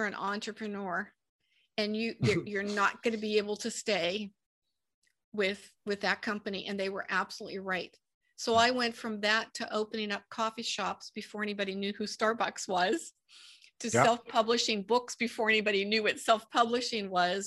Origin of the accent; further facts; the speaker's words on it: Pittsburgh, Pennsylvania, United States; moved away as an adult; also born or lived in Santa Ana, California; I'm from Pittsburgh, Pennsylvania, and moved from Pittsburgh to Santa Ana, California